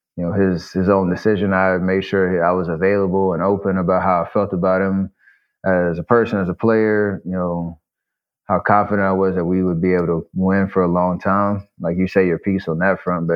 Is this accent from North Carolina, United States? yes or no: yes; Charlotte, North Carolina, United States; growing up in Charlotte